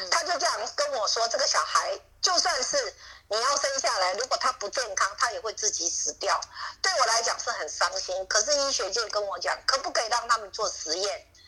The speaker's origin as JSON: {"language": "Chinese", "country": "Taiwan", "tie": "born or raised there", "moved": "yes", "lives_now": "Australia", "said": "我身为一个再回去的人，我出生在那里，然后读书以后就出来，现在再回去"}